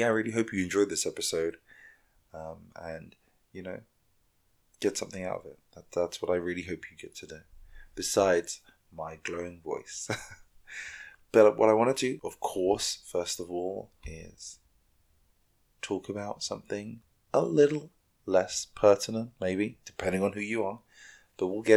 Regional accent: London, United Kingdom; moved away; my hometown of London. I was born and raised there

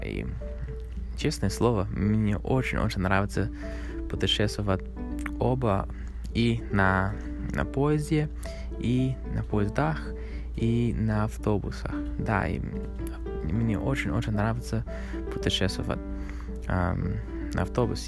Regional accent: Canada; Russian is a second language; Канада — это мой родной, моя родная страна. Я родился здесь, в Канаде

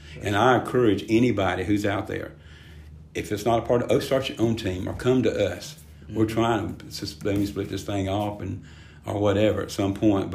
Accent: Spartanburg, South Carolina, United States; I grew up in Spartanburg

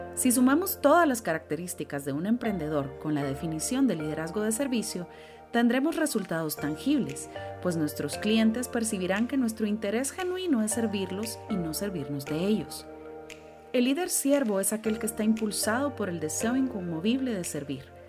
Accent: Guatemala; Como guatemaltecos

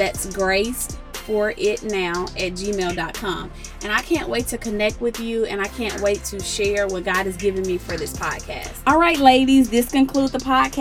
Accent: Jackson, Tennessee, United States; moved away as an adult; now in Charlotte, United States; I actually was born and raised in Jackson, Tennessee

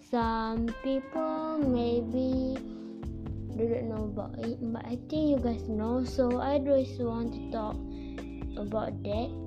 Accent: Malaysia; I'm Malaysian too.

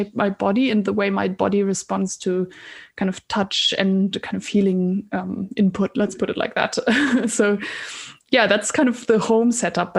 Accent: Germany; moved away as an adult; also born or lived in Scotland / Oxford; I moved away from Germany to study first in Scotland and then in Oxford.

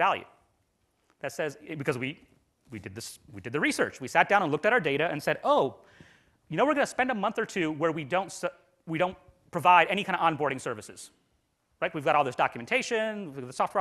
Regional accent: India; I'm from India

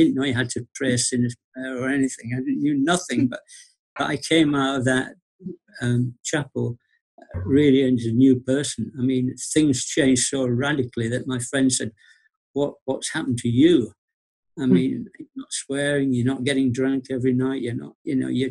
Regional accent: Bradford, Yorkshire and the Humber, United Kingdom; I was born in Bradford, Yorkshire

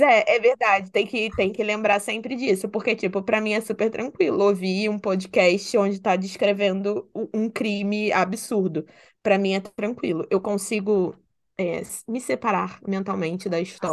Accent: Rio de Janeiro, Brazil; accent: carioca

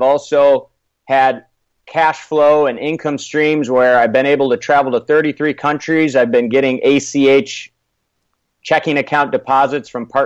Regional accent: Michigan, United States; I'm originally from Michigan

